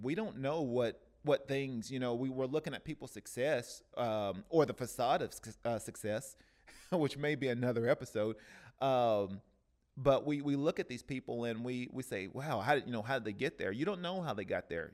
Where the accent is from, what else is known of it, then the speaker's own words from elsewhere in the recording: Cleveland, Tennessee, United States; now in Oceanside, United States; in Cleveland, Tennessee, uh, which is my hometown